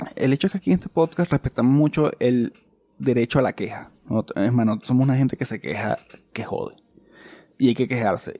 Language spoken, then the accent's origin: Spanish; Chile; somos hermanos, somos, chilenos, somos, amigos, somos chilenos todos